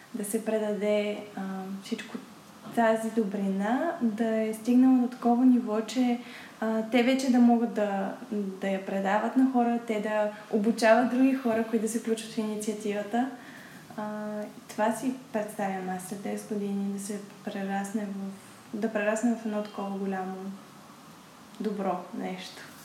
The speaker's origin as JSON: {"language": "Bulgarian", "country": "Bulgaria", "tie": "born or raised there", "said": "съм се родила точно в България"}